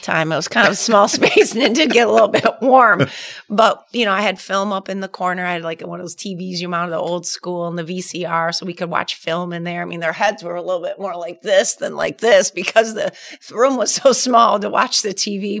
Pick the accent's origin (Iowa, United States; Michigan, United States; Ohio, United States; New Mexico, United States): Michigan, United States; Traverse City; Growing up in Traverse City